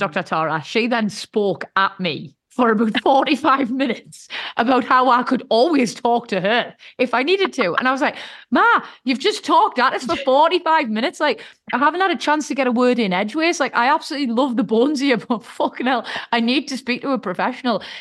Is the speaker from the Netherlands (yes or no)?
no; United Kingdom; us Brits